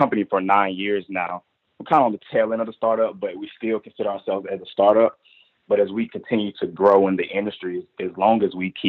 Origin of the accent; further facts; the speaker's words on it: Durham, North Carolina, United States; I was from Durham, North Carolina